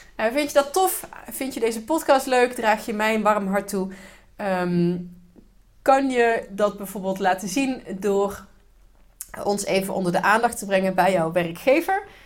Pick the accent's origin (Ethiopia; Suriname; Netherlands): Netherlands; als Nederlander